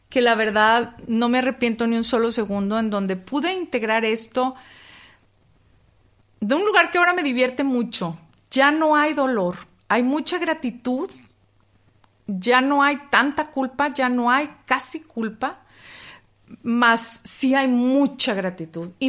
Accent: Mexico; no, saben, que crecí

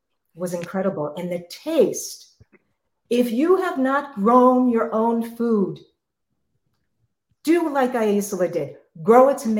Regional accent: New York City, New York, United States; I grew up in New York City. I lived in apartments my entire life growing up.

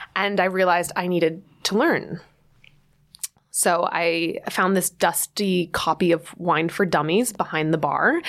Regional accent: New Jersey, United States; moved away as an adult; now in New York City, United States; growing up in New Jersey, of course, I always pined for the big city across the river.

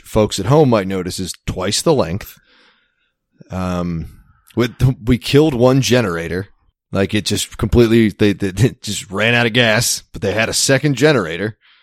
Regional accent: Maryland, United States; moved away; I'm from Maryland

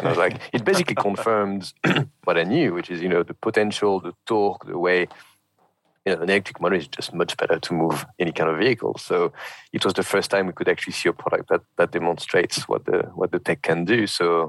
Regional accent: Paris, Île-de-France, France; now in United Kingdom; I was born in Paris, grew up in Paris, moved to the UK about 15 years ago.

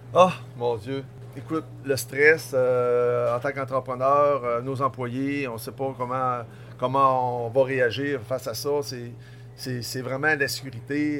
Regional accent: Tadoussac, Quebec, Canada; je suis revenu en région en 2000, donc je suis originaire de Tadoussac

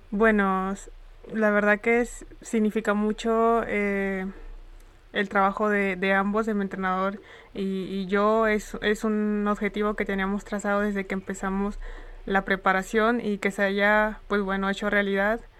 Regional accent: Tonalá, Chiapas, Mexico; born there; Yo nací en Tonalá, Chiapas, ah, inicié en el deporte de atletismo.

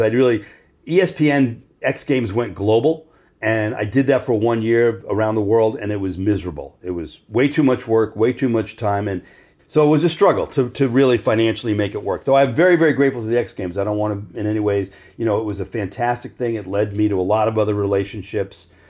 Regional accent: Great Neck, New York, United States; I was growing up in Great Neck, New York, which is a uber Jewish sub-, suburb of Manhattan.

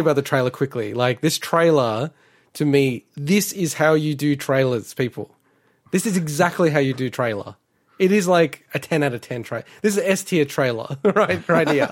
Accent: Victoria, Australia; moved away; in Victoria, my home state, not that I live there anymore.

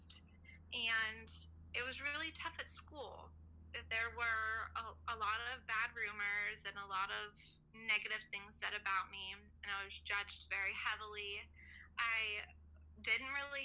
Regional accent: Punxsutawney, Pennsylvania, United States; I'm from Punxsutawney. So we call it Punxsutawney.

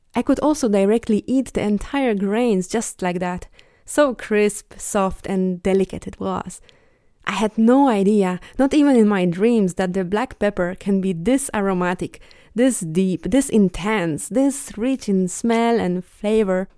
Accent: Bielsko-Biała, Silesian Voivodeship, Poland; moved away; my hometown, Bielsko-Biała

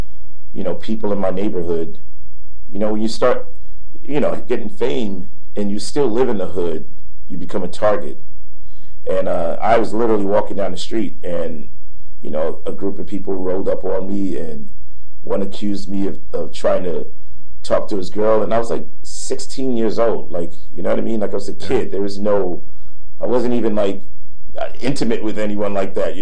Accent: New York City, New York, United States; moved away as an adult; also born or lived in Harlem, New York; now in Los Angeles, United States; I was born in Harlem, raised in the Bronx near Yankee Stadium, a street called Woody Crest Avenue, near Jerome Avenue

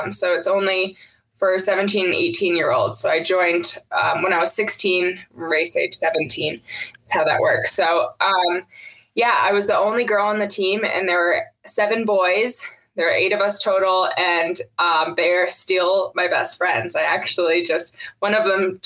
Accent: Duanesburg, New York, United States; I grew up in Duanesburg, and I have four siblings

